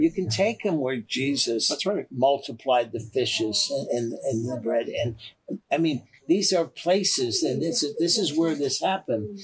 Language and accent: English; Canada; I'm from Canada